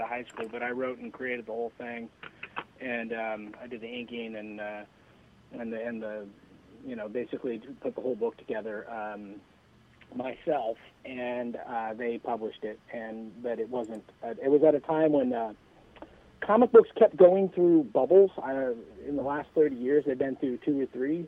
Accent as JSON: {"language": "English", "town": "San Mateo", "region": "California", "country": "United States", "tie": "born or raised there", "said": "My hometown of San Mateo."}